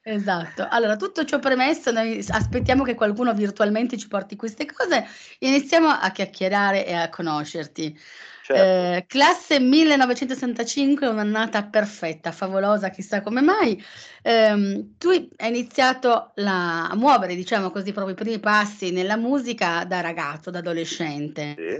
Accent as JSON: {"language": "Italian", "town": "Turin", "region": "Piedmont", "country": "Italy", "said": "son torinese, ma sono per metà campana"}